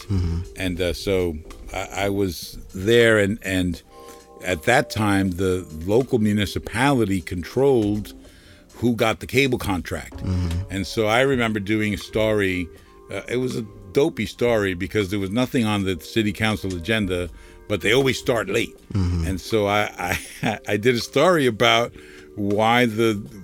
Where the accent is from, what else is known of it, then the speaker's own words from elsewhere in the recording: Jersey City, New Jersey, United States; I grew up in Jersey City in the 70s and 80s.